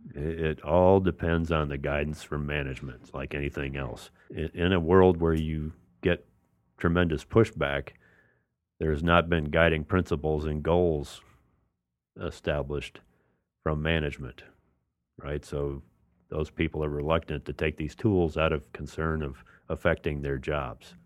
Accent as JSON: {"language": "English", "town": "New Orleans", "region": "Louisiana", "country": "United States", "said": "I'm from New Orleans"}